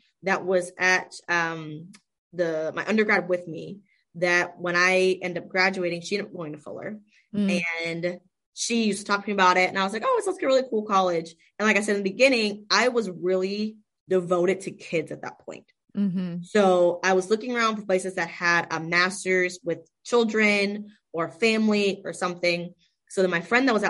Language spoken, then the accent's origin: English; Palm Coast, Florida, United States; Daytona Beach area. So gotcha. Give it even more context. And even worse, Palm Coast area.